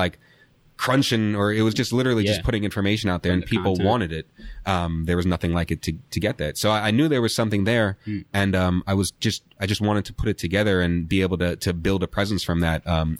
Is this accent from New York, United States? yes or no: yes; New York, United States; He's from the Bay Area. I was from New York.